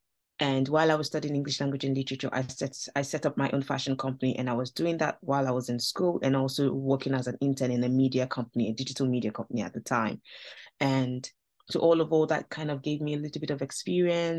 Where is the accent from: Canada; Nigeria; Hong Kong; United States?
Nigeria; now in United Kingdom; I grew up in Nigeria, so that's where I'm from